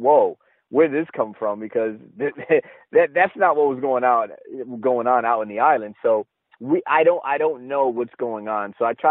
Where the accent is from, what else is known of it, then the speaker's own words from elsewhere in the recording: East Coast, United States; also born or lived in Connecticut; I'm from the East Coast